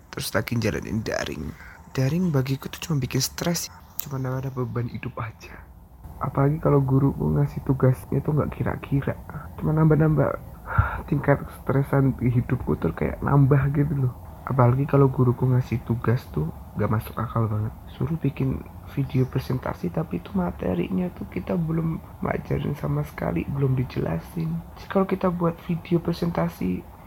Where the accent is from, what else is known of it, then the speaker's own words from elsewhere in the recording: Ponjong, Special Region of Yogyakarta, Indonesia; also born or lived in Jakarta; Aku lahir di Jakarta, tapi pindah ke Gunung Kidul pas umur tahunan lah, tepatnya di Desa Ponjong.